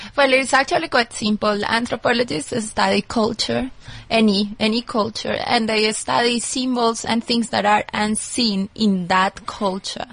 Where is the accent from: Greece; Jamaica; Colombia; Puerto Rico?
Colombia; moved away; also born or lived in United States; I'm originally from Colombia